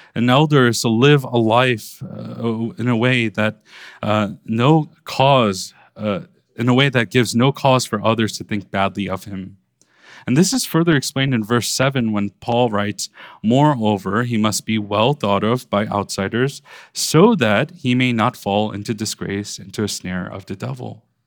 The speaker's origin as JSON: {"language": "English", "town": "New York City", "region": "New York", "country": "United States", "tie": "born or raised there", "said": "growing up in Brooklyn"}